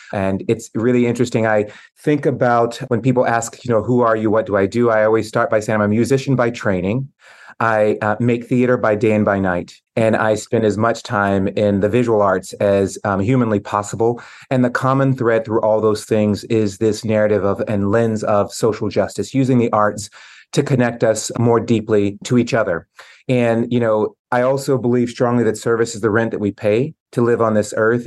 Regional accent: Tennessee, United States; moved away as an adult; now in Boston, United States; growing up in Tennessee in the seventies and eighties

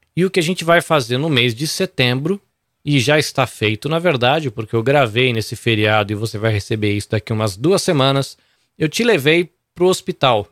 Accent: Brazil; now in Japan; não sabe direito se eu sou peruano ou brasileiro

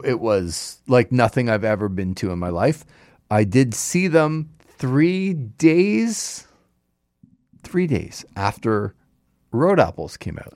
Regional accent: Markham, Ontario, Canada; my hometown of Markham, Markham Fairgrounds

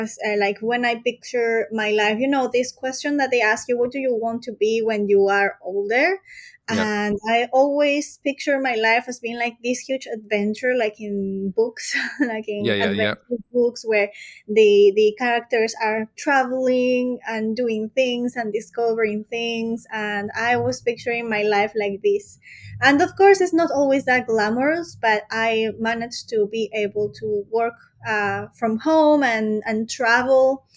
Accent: Peru; moved away as an adult; now in Europe; So I was born in Peru. So I'm from South America.

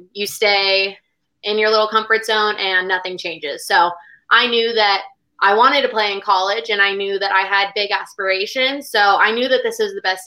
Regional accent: San Diego area, California, United States; I was just from this little club from my hometown

